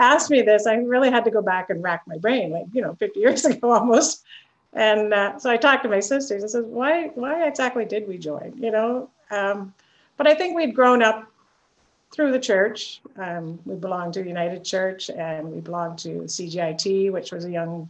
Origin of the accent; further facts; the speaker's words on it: Victoria, British Columbia, Canada; I'm actually born and raised in Victoria